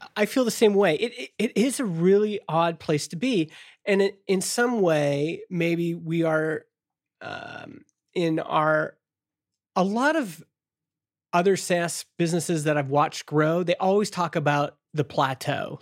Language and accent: English; Canada; as a Canadian